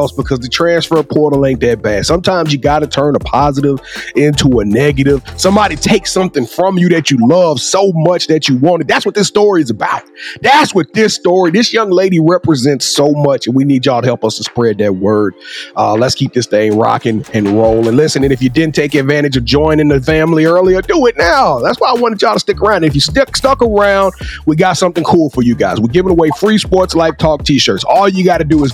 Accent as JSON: {"language": "English", "region": "Louisiana", "country": "United States", "said": "I'm from Louisiana. We call this that boot"}